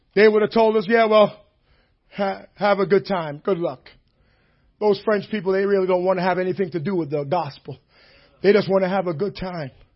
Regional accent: Jamaica; moved away; I grew up in Jamaica

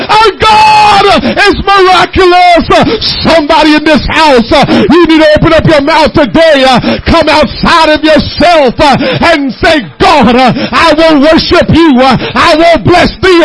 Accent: Jamaica; now in United States; I was born and raised in Jamaica

